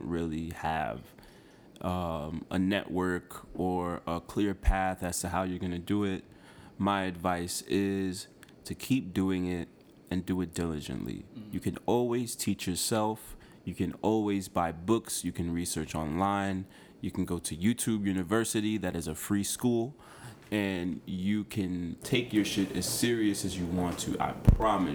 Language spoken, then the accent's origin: English; New York City, New York, United States; also born or lived in Dominican Republic (born) / Boca Chica; I'm from Washington Heights